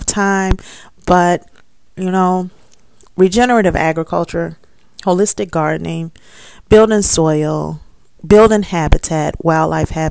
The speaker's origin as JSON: {"language": "English", "town": "Chicago", "region": "Illinois", "country": "United States", "moved": "as an adult", "lives_now": "Gary, Indiana, United States", "said": "I'm right from Chicago"}